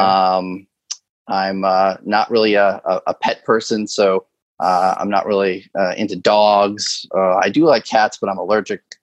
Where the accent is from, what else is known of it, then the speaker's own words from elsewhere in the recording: Connecticut, United States; moved away as an adult; also born or lived in the Carolinas; now in New York City metro area, United States; growing up in Connecticut, I just had a different lifestyle